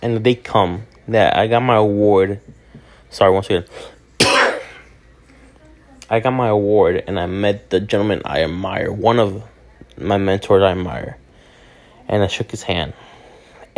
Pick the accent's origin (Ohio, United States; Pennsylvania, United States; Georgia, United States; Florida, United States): Florida, United States; Hialeah; I'm a kid from Hialeah, aka Neo de Hialeah, or in English, the kid from Hialeah